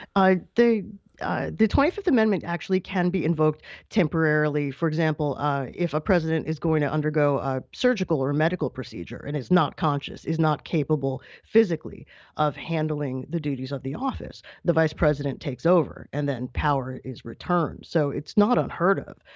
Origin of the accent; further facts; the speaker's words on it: New York, United States; my home state of New York